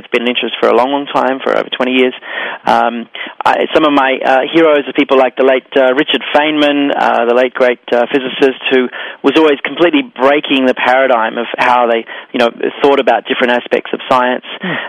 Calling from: Sydney, New South Wales, Australia; also born or lived in New York; I'm calling in from Sydney, Australia, and I'm bi-hemispherical, which means I live across both hemispheres. I have a home in Sydney and in New York, and I travel between the two about 5 or 6 times a year.

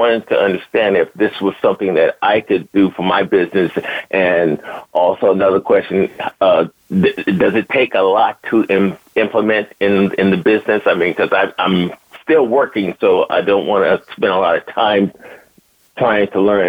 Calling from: Huntington Beach, California, United States; I'm calling from Huntington Beach, California.

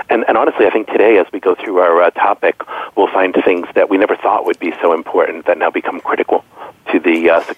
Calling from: Stamford, Connecticut, United States; I am calling in from Stamford, Connecticut, so just outside New York City

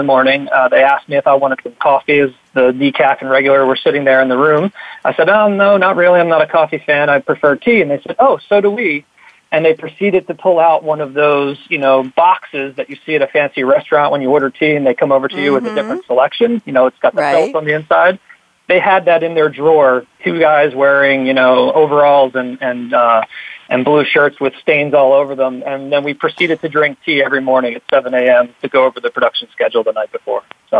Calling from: Atlanta, Georgia, United States; Yeah, so I'm here in Atlanta. It's about 10:20 in the morning.

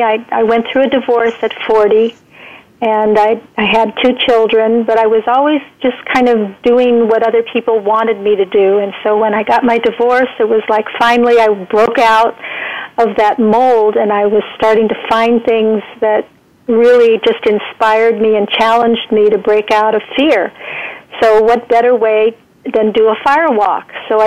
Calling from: Santa Cruz, California, United States; I'm in Santa Cruz, California, which is the surfing capital of the world, I think, next to Hawaii.

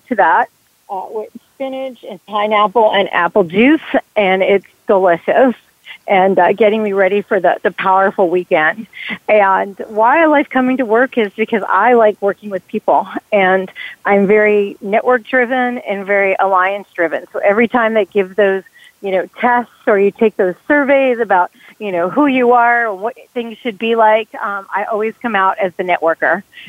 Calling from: Atlanta, Georgia, United States; I'm calling from a very sunny, finally, Atlanta, Georgia.

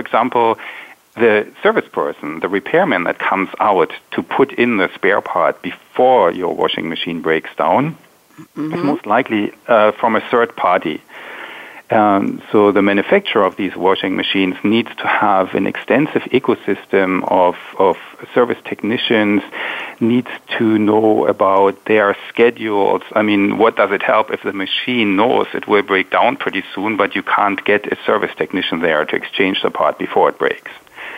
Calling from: Palo Alto, California, United States; I'm calling from Palo Alto in California.

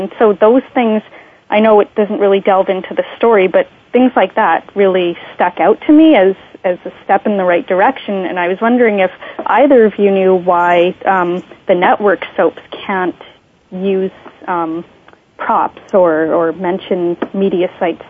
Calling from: Canada; I'm calling from Canada

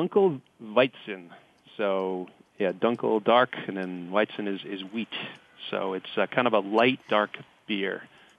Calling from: Framingham, Massachusetts, United States; I'm calling from Framingham, Massachusetts, about 20 miles mm-hmm. west of Boston

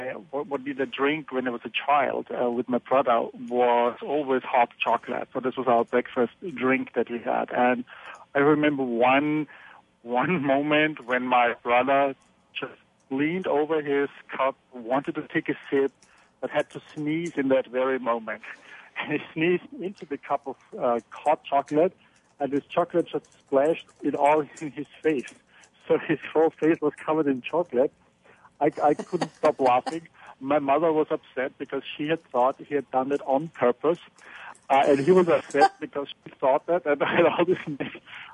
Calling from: Bay Area, California, United States; I'm calling from the Bay Area in California.

